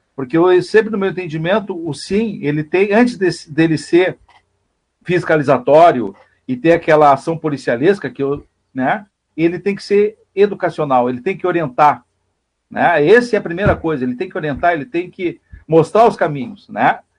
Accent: Pantano Grande, Rio Grande do Sul, Brazil; eu sou de Pantano Grande, moro em Pantano Grande, município vizinho aqui

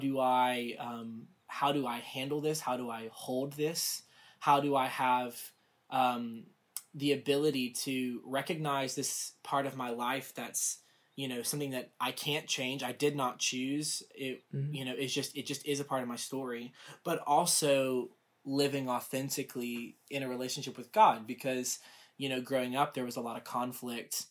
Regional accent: the South, United States; also born or lived in Rome, Georgia; I grew up in the South in a very conservative home environment.

